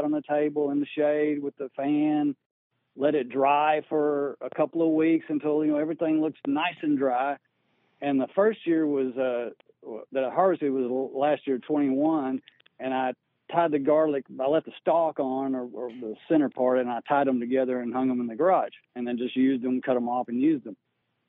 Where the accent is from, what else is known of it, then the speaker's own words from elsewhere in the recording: Texas, United States; I came here from West Texas, the Midland-Odessa area, and it was quite dry.